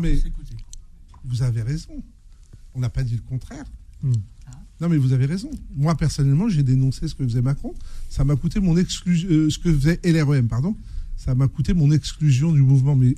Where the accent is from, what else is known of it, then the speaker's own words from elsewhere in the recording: Seine-Saint-Denis, Île-de-France, France; je viens des quartiers prolo de Seine-Saint-Denis, j'ai grandi en Seine-Saint-Denis